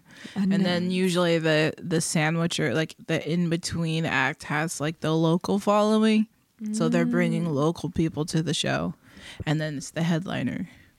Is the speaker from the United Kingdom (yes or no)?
yes; England, United Kingdom; also born or lived in Germany; I grew up in England and Germany. Don't want to talk about it. It was awesome. Love it. I miss it.